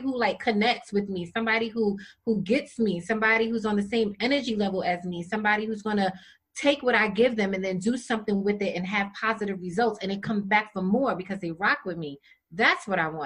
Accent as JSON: {"language": "English", "region": "New York", "country": "United States", "said": "I'm from New York"}